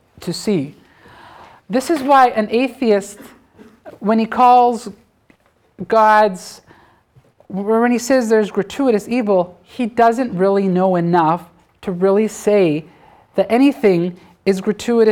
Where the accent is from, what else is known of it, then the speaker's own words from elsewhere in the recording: Canada; I'm a Canadian.